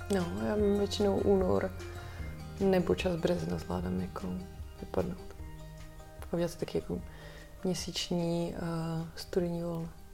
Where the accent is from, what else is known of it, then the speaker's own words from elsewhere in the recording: Czechia; jako Češi všichni